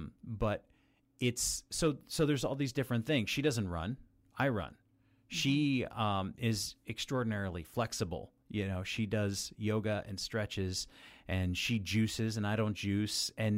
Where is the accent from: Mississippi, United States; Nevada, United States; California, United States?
Nevada, United States; Las Vegas; I was born and raised in Las Vegas, but I don't consider that home